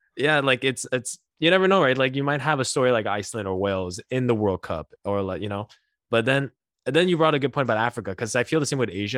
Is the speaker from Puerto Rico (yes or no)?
no; Montreal, Quebec, Canada; being born and raised in Montreal